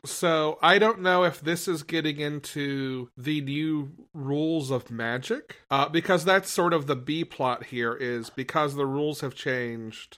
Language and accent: English; United States; moved away; my hometown is already in the U S.